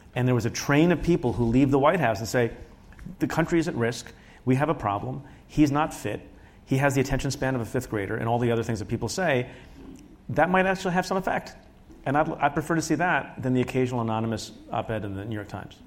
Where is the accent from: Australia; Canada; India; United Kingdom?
India; now in United States; I was born in India